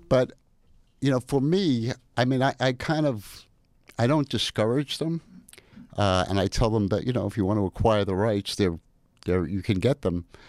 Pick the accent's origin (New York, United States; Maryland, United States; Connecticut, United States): New York, United States; New York City; I'm from Brooklyn, New York